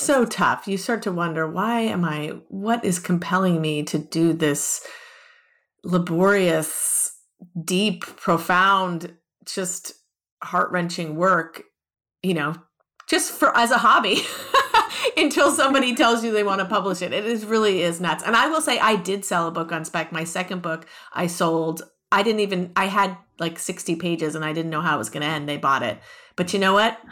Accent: Los Angeles, California, United States; also born or lived in Ohio; I was born and raised in Los Angeles

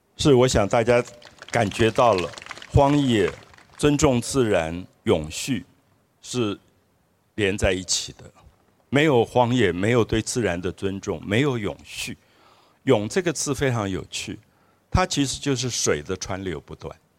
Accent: Dalongdong, by the Tamsui River, Taipei, Taiwan; now in Bali, New Taipei, Taiwan; 我从小住在淡水河旁，从达隆坡这个中游一直住到现在巴黎的河口，我都在淡水河边

